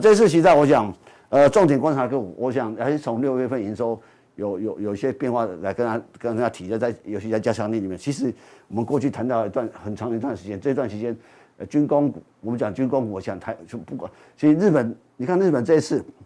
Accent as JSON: {"language": "Chinese", "country": "Taiwan", "said": "所以相相对我们台湾人也一样"}